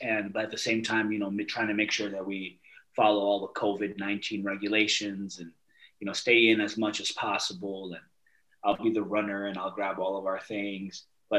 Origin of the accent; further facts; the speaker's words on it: Los Angeles, California, United States; moved away as an adult; now in Alberta, Canada; Yeah, I'm … born and raised in Los Angeles, California. I'm Huichol, Wirarica Nation, Mexican native.